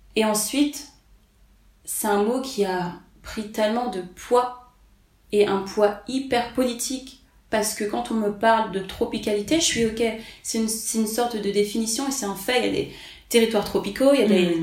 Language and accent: French; Paris, Île-de-France, France; je suis née à Paris, j'ai grandi à Paris, je suis française